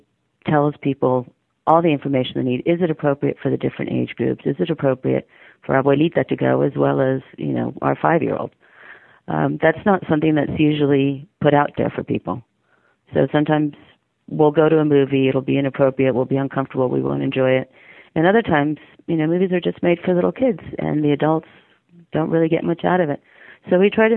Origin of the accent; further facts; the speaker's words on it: Argentina; moved away as an adult; also born or lived in Buenos Aires; now in United States; I'm from Argentina